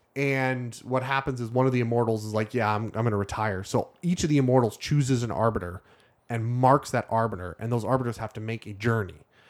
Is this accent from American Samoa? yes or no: no; Canada; I'm Canadian.